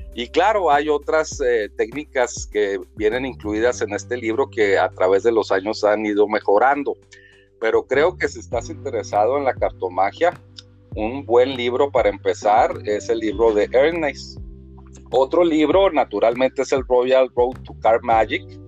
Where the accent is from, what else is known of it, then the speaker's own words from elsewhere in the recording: Chihuahua, Mexico; aquí en mi tierra, Chihuahua, aquí con la familia, en la casa